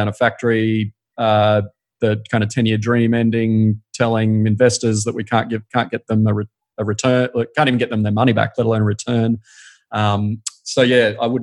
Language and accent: English; Brisbane, Queensland, Australia; also born or lived in Sydney; now in Sunshine Coast, Australia; I grew up in Brisbane